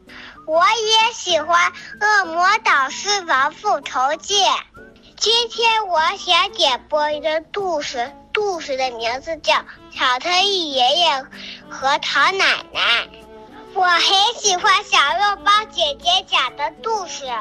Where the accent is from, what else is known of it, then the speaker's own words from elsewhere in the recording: Handan, Hebei, China; 我今年五岁了，我来自河北邯郸。